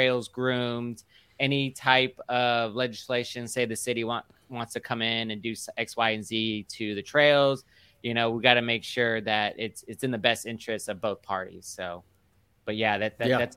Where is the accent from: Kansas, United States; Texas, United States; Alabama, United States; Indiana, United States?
Texas, United States; Houston; where I grew up in Clear Lake